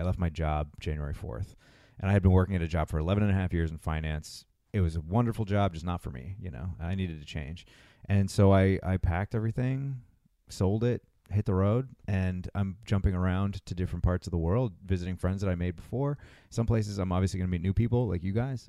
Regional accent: Massachusetts, United States; moved away as an adult; also born or lived in Los Angeles; I grew up in Massachusetts twenty-three years there

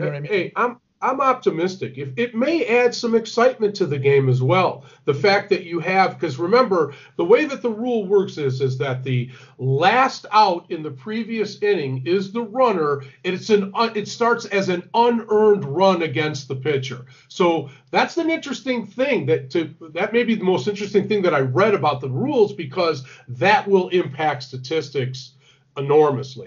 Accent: Detroit, Michigan, United States; moved away; I'm from Detroit originally

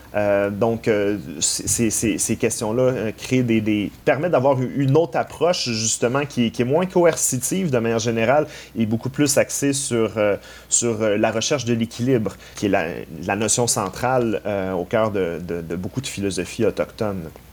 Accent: Quebec, Canada; nous-mêmes en tant que Québécois

